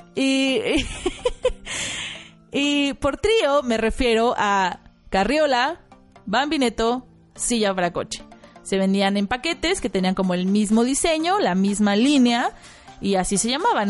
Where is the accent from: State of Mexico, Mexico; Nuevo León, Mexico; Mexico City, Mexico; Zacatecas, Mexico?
Mexico City, Mexico; yo, mmm, de México, de la Ciudad de México